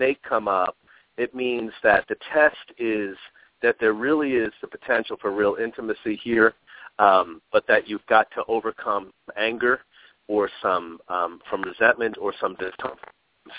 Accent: New York, United States; now in Arizona, United States; I'm from New York originally myself. I'm in Arizona

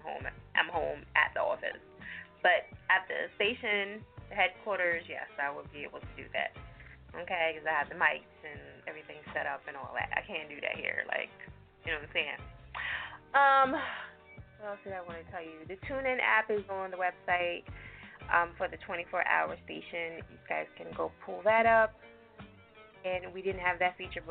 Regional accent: New Jersey, United States; moved away; I'm from Jersey

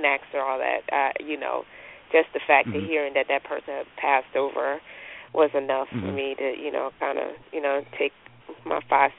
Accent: North Carolina, United States; North Carolina.

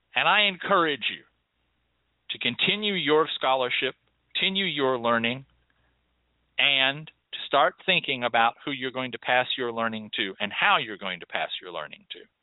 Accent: United States; as an American

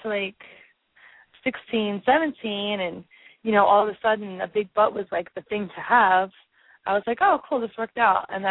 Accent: Philadelphia, Pennsylvania, United States; I'm from Philadelphia

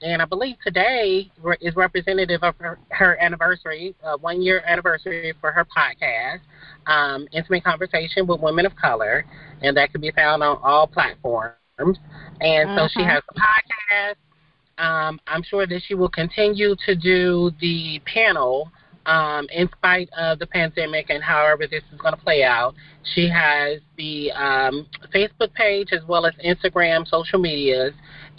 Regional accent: Midwest, United States; we're from the Midwest. And as you know, there's just a certain type of connection for folks that are from the Midwest. We just have a down-home type of personality

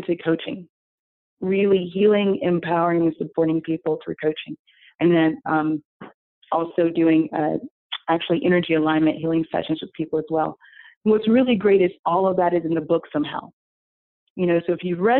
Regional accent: Atlanta, Georgia, United States; now in New York City, United States; I'm originally from Atlanta, so I'm a Southern girl.

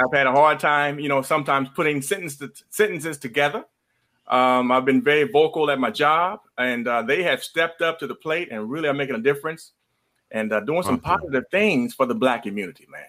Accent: Midwest, United States; now in Georgia, United States; I grew up in the Midwest

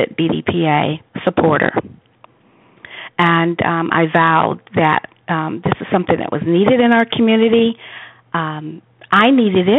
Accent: Atlanta, Georgia, United States; we're both from Atlanta

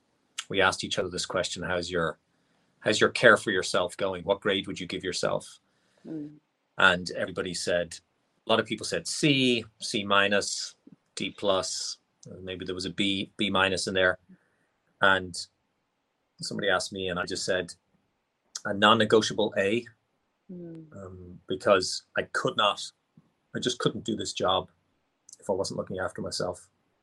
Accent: Ireland; I was born and raised in Ireland.

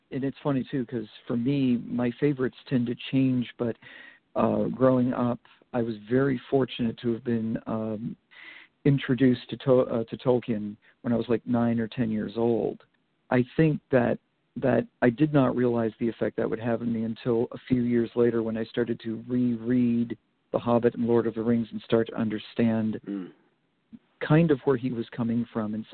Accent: Vermont, United States; Well, I grew up in Vermont, so I had um, a lot to uh, to look at in just in a very small state comparatively.

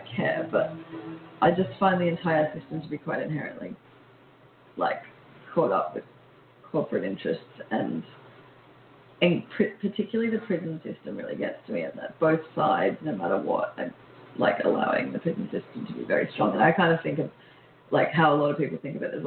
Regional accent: Australia; also born or lived in London; we're Australian

